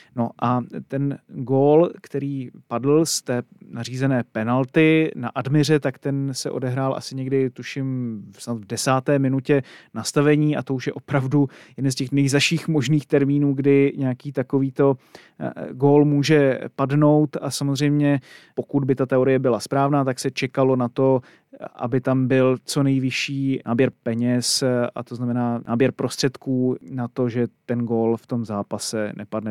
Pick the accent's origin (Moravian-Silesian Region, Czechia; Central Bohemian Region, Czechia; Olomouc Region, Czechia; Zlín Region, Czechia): Zlín Region, Czechia; Kroměříž; chodil eh, na gymnázium eh, ve svém rodném městě